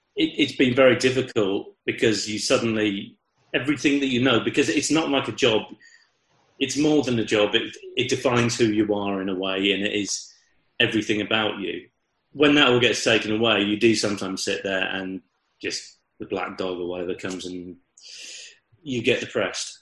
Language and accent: English; Chippenham, South West England, United Kingdom; I'm from Chippenham.